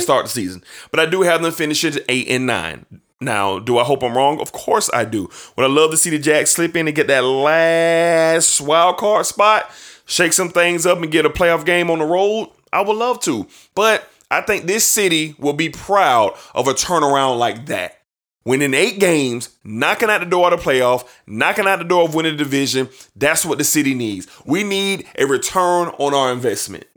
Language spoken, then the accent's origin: English; Jacksonville, Florida, United States; my hometown team, and I love the Jacksonville Jaguars